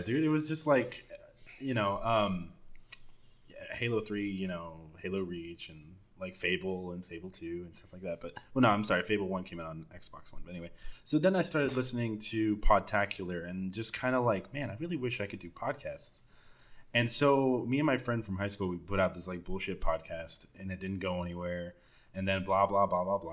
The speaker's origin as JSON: {"language": "English", "town": "Dallas", "region": "Texas", "country": "United States", "said": "I'm definitely from Dallas"}